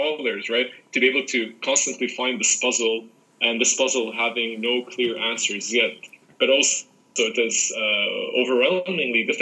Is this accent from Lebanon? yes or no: yes; Lebanon; also born or lived in United States; I was born in America, but my parents are Lebanese, so I was raised in Lebanon. I got my education in Lebanon